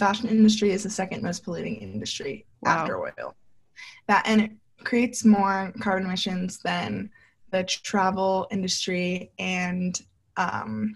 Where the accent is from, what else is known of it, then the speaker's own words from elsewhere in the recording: New York, United States; also born or lived in North Carolina; I'm from New York.